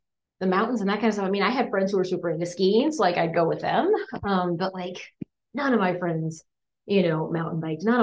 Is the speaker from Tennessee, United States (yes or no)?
no; Colorado, United States; moved away as an adult; now in Kansas City, United States; growing up in Colorado